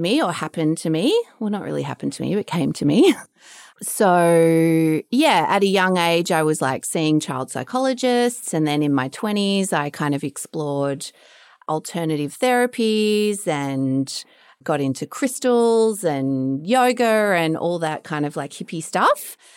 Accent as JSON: {"language": "English", "town": "Melbourne", "region": "Victoria", "country": "Australia", "tie": "born or raised there", "said": "So I'm Australian, I'm from Melbourne. I grew up down the Bayside area"}